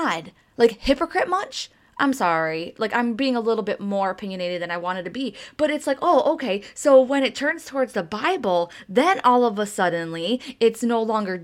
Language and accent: English; Detroit, Michigan, United States; I am from Motown